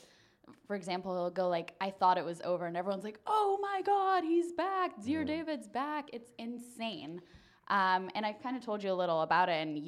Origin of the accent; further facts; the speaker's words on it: Germany; English is a second language; And he said that because I'm from Germany